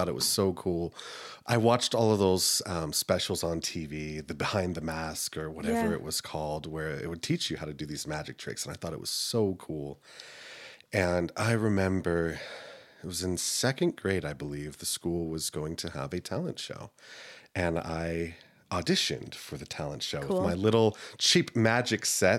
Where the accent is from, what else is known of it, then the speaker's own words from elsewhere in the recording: South Carolina, United States; born there; also born or lived in Texas / Turkey; I was a military kid, so okay. We moved around a lot. I was born in South Carolina. We moved to Texas. We lived overseas in Turkey for 2 years.